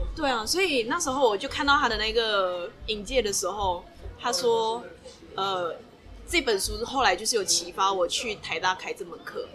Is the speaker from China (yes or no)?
no; Malaysia; now in Taiwan; 我一个马来西亚人